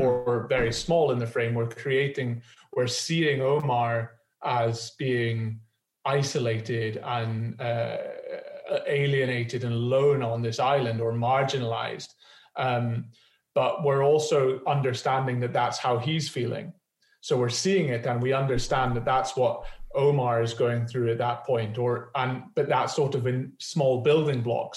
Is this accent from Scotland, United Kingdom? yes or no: yes; Edinburgh, Scotland, United Kingdom; I'm from Edinburgh